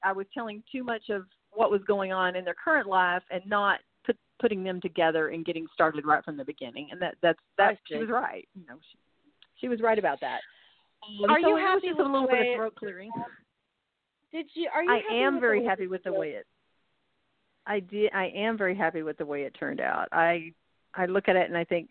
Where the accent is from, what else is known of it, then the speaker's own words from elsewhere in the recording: West Texas, United States; I was raised in West Texas